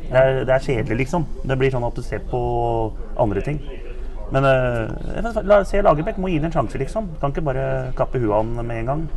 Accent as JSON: {"language": "Norwegian", "town": "Blaker", "region": "Akershus", "country": "Norway", "tie": "born or raised there", "said": "jeg er oppvokst på Blakker"}